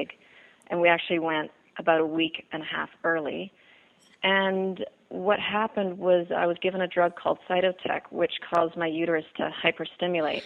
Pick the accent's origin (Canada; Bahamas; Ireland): Bahamas; Nassau, New Providence; also born or lived in England; I'm from Nassau, Bahamas. I grew up here.